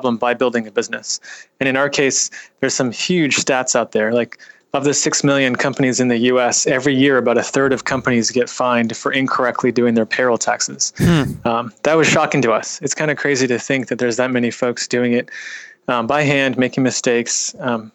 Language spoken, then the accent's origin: English; Bay Area, California, United States; I was raised in the Bay Area